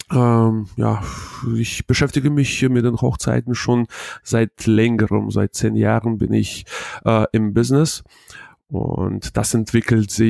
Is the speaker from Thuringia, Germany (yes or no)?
no; Hanover, Lower Saxony, Germany; äh, ich komme aus Hannover